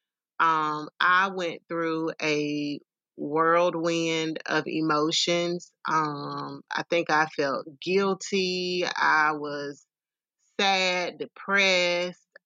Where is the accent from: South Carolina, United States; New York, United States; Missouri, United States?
South Carolina, United States; Simpsonville; moved away as an adult; now in Columbia, United States; I am originally from the upstate Simpsonville, Greenville area.